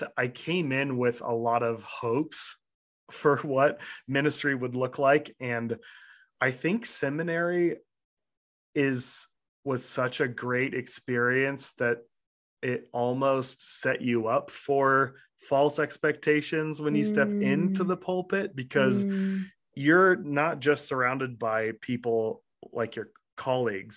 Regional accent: Nampa, Idaho, United States; also born or lived in Kansas City; a Nampa kid I had never had the experiences that I had in Nampa that I did when I first moved to Kansas City

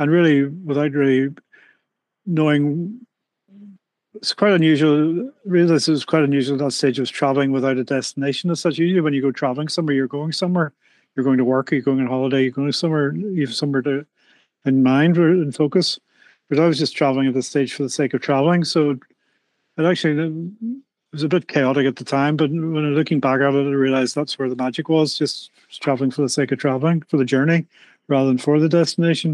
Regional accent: Belfast, Northern Ireland, United Kingdom; moved away; I was born and brought up in Belfast, Northern Ireland

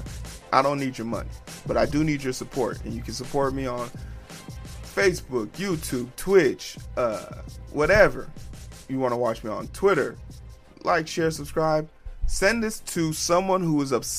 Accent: Nigeria; I'm a Nigerian man

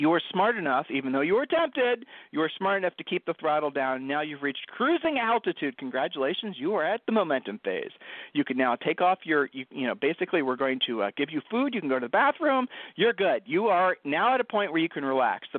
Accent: Ohio, United States; I'm from Ohio

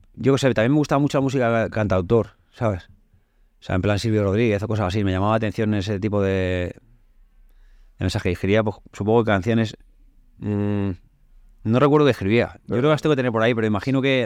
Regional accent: Community of Madrid, Spain; also born or lived in Seville; soy madrileño, pero también tengo todavía más arraigo que a Madrid lo tengo, evidentemente, pero a la juez más todavía.

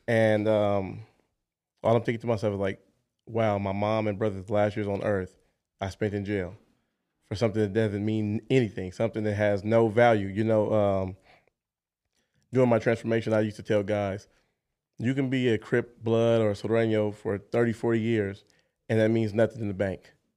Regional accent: Los Angeles, California, United States; also born or lived in Jackson, Mississippi; Moved to Los Angeles, California. So raised in Los Angeles. So L A is where I call home

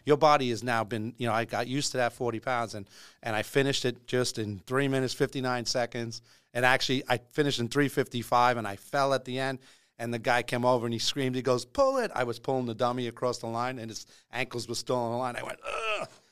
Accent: Long Island, New York, United States; I grew up on Long Island

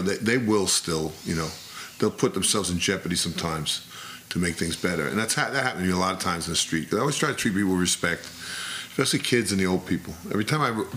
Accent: New York City, New York, United States; when I grew up there, it was an Irish neighborhood. Highbridge was an Irish neighborhood

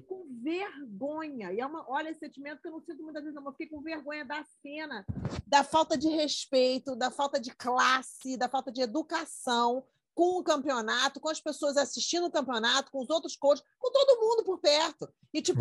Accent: Brazil; moved away; eu sou muito brasileira para gringo

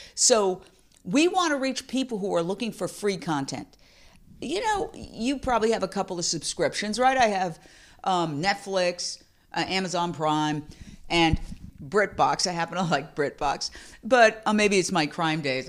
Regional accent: New York City, New York, United States; I grew up in Midtown Manhattan, We live directly across from Carnegie Hall

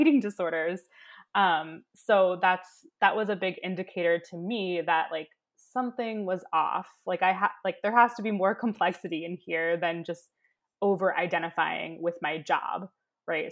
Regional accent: Baltimore, Maryland, United States; I'm from, you know, Baltimore. I'm from down the road.

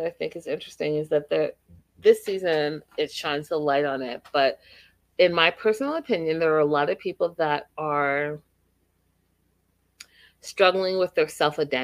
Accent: Canada; as a woman of color, as a Black Canadian

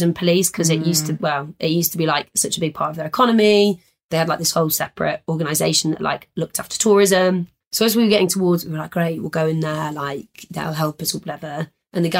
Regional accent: Leeds, Yorkshire and the Humber, United Kingdom; I'm from Leeds

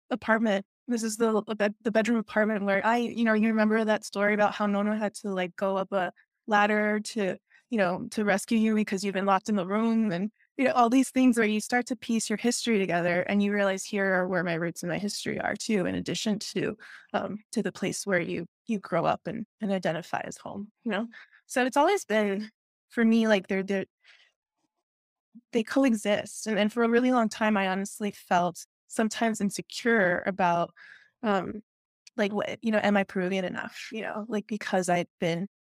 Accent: Peru; now in United States; and then here in the US, it was like, where are you from? And then I would tell people Peru

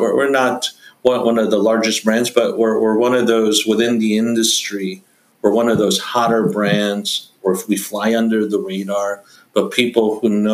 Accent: New York, United States; where I grew up in New York

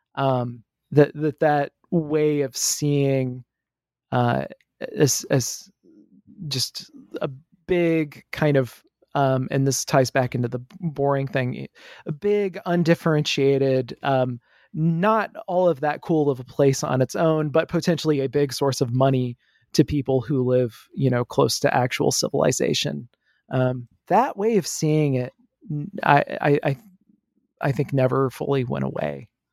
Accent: Midwest, United States; also born or lived in the South; I grew up in the Midwest. Uh, I, I lived here for most of my life, uh, except for about five years in the South

